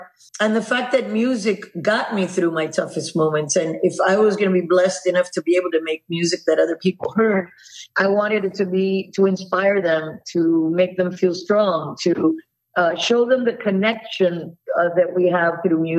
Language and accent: English; Miami, Florida, United States; Cuban girl born and raised in Miami.